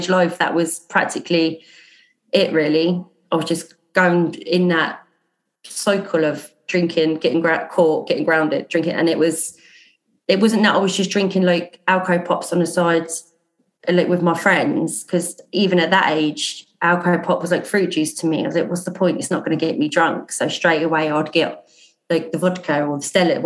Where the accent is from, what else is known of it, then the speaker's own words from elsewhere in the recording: Portsmouth, South East England, United Kingdom; I'm from Portsmouth. I was born here, grew up here.